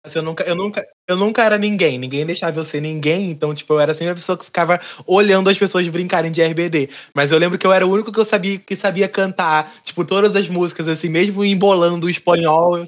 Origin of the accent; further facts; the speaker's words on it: Seropédica, Rio de Janeiro, Brazil; eu sou de Seropédica